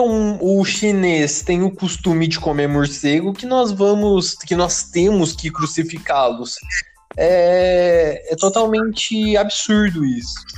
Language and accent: Portuguese; Brazil; nós, como brasileiros